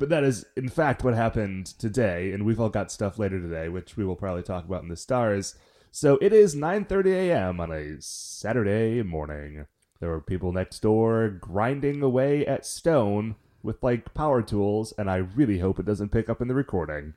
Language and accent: English; Cleveland, Ohio, United States; we're from Cleveland